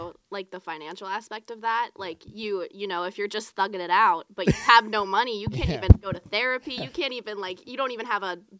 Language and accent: English; Mount Pleasant, Pennsylvania, United States; Like, yeah, by Greensburg.